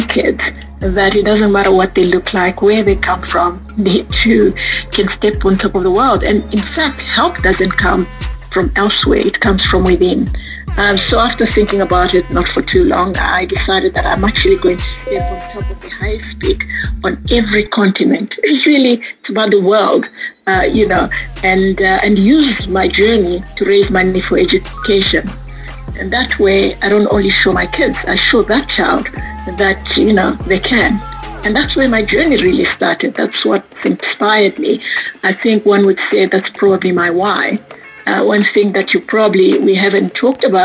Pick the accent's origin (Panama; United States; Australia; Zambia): Zambia; Lusaka, Lusaka Province; I was born in Lusaka. I'm one of 7 girls, raised by a single mother with the support of my grandparents.